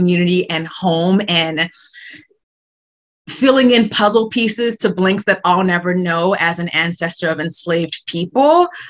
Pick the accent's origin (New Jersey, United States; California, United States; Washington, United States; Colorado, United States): Colorado, United States; born there; also born or lived in Paraguay; My parents had been in Paraguay at the time. They had flown up to Colorado for the holiday season with my mom's parents in Colorado, had me